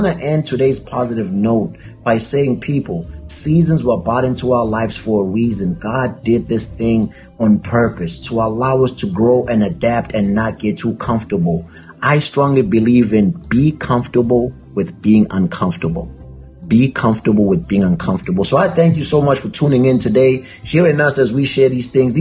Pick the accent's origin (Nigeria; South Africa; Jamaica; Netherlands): South Africa; now in Connecticut, United States; I'm South African